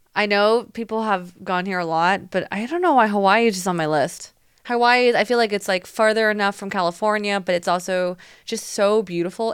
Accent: Taiwan; moved away; me growing up in Taiwan

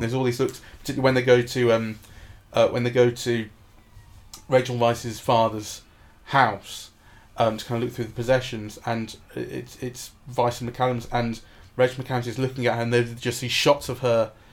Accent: England, United Kingdom; as an English Jew myself

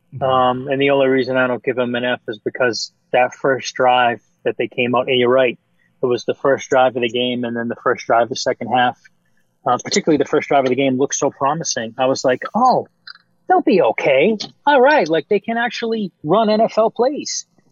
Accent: New England, Massachusetts, United States; accent: Boston

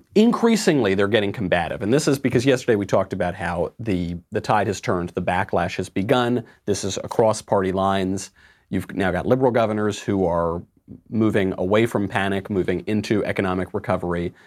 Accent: New York, United States; moved away; myself being a New Yorker

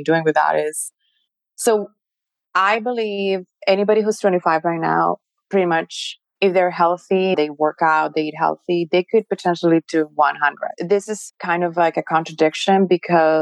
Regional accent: Mexico; I'm Mexican. I was born in Mexico

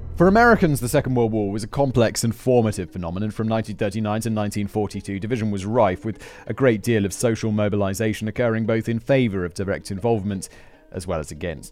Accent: United Kingdom; as a British, as a Brit

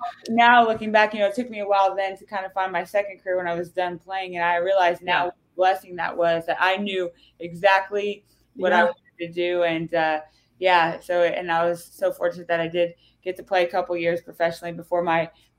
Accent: Claflin, Kansas, United States; born or raised there

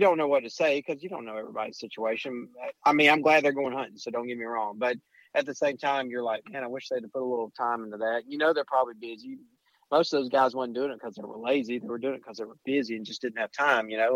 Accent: Alabama, United States; I'm from Alabama

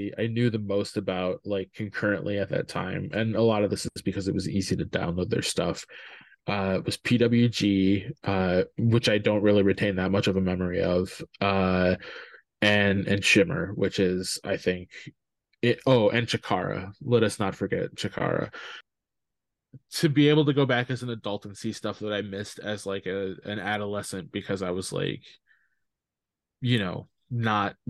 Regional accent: Midwest, United States; I'm from the Midwest

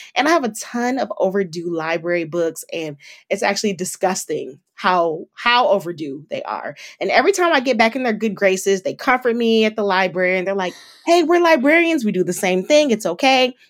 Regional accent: Detroit, Michigan, United States; My hometown is Detroit, Michigan, so shout out to the three one three

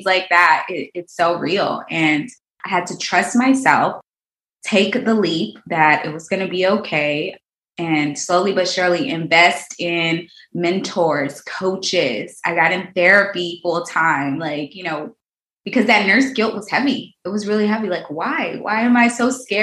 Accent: Houston, Texas, United States; I'm from Houston, Texas. I grew up in a, not so great neighborhood

